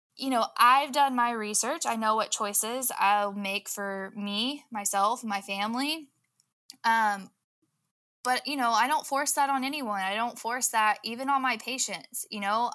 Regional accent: Southwest Oklahoma, United States; I grew up in Southwest Oklahoma, in the Bible Belt

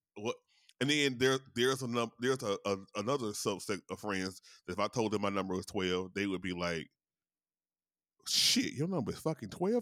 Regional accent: Louisiana, United States; in Louisiana, my home state

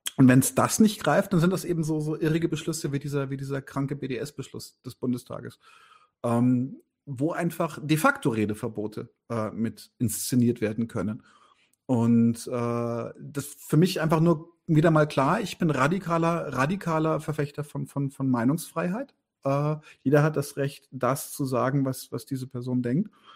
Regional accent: Bavaria, Germany; ich bin ja Bayer

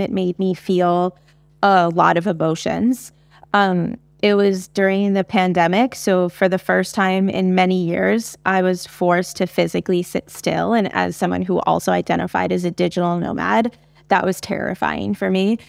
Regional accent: United States; as an American, I can speak to my experiences in early education

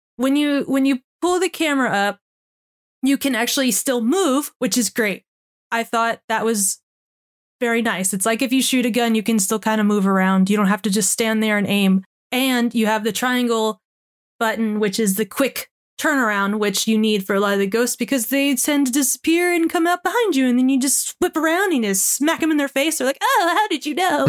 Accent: United States; I'm American

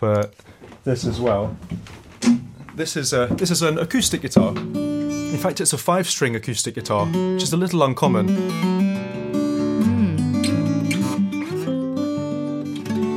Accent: London, United Kingdom; I'm from North London.

